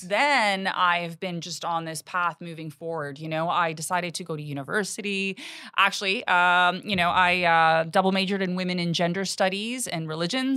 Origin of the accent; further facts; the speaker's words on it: Canada; I'm Canadian. My parents are immigrants